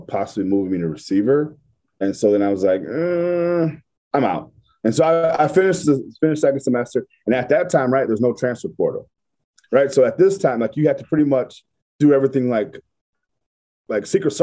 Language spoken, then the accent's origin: English; Midwest, United States; I'm not from Colorado. I'm from the Midwest